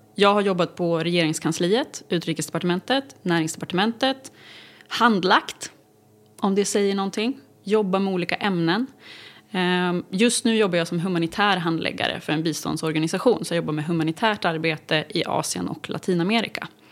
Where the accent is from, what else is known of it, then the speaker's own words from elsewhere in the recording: Uppsala, Uppsala County, Sweden; also born or lived in Mora / United States / Stockholm; Jag är född i Mora. Men jag är uppvuxen större delen av mitt liv i Uppsala.